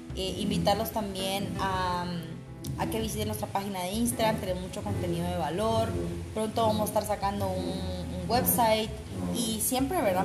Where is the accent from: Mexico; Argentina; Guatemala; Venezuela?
Guatemala; nosotros como guatemaltecos